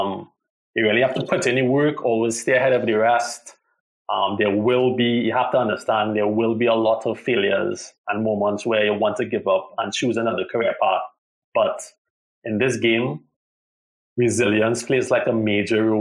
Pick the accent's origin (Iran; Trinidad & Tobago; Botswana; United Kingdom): Trinidad & Tobago; I am from Trinidad